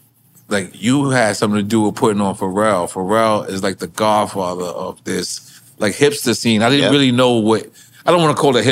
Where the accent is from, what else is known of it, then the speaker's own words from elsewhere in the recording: New York, United States; I was from New York.